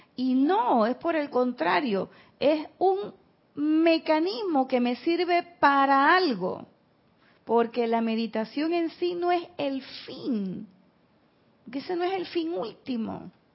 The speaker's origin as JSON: {"language": "Spanish", "country": "Panama", "said": "yo soy de pueblo"}